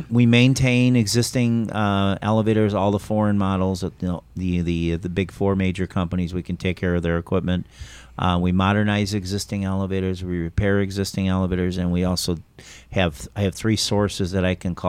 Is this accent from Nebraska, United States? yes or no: no; Chicago, Illinois, United States; moved away as an adult; I'm originally from Chicago.